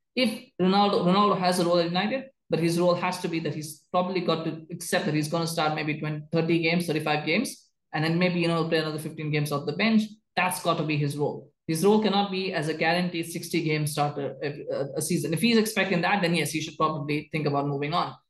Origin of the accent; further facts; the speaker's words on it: Canada; I, as a Canadian